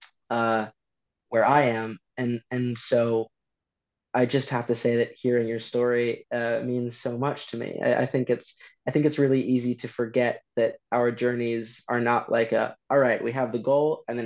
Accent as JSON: {"language": "English", "town": "St. Paul", "region": "Minnesota", "country": "United States", "tie": "born or raised there", "moved": "as an adult", "lives_now": "London, United Kingdom", "said": "I grew up primarily in the Twin Cities, primarily St. Paul"}